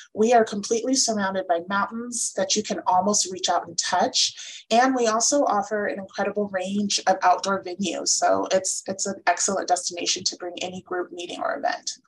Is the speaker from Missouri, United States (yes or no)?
no; San Diego, California, United States; now in Palm Springs, United States; I'm from San Diego